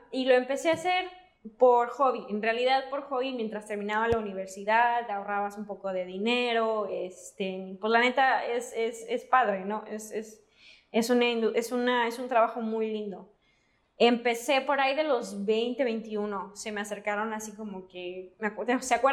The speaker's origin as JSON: {"language": "Spanish", "town": "Cancún", "region": "Quintana Roo", "country": "Mexico", "tie": "born or raised there", "also_born_or_lived": "Mérida, Yucatán", "moved": "as an adult", "lives_now": "Los Angeles, United States", "said": "Yo soy yuca, pero crecí en Cancún. Entonces, no soy yuca"}